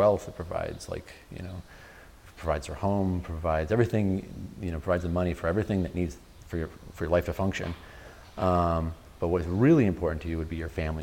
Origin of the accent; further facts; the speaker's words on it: Utica, New York, United States; moved away; I grew up upstate New York, just outside of Utica, New York